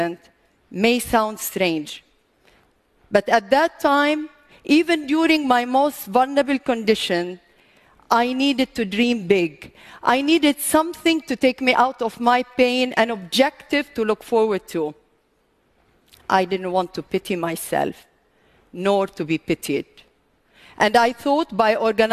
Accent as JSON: {"language": "English", "country": "Lebanon", "said": "I come from Lebanon"}